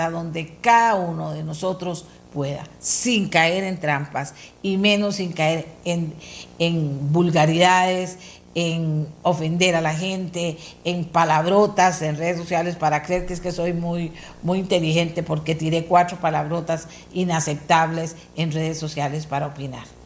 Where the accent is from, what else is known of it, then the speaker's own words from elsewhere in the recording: Argentina; born there; Mi papá me la enseñó a mí desde que yo era chiquitita y nací allá en Argentina